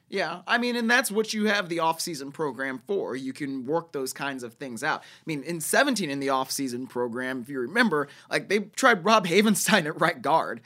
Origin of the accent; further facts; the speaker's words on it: Cleveland, Ohio, United States; somebody that grew up in Cleveland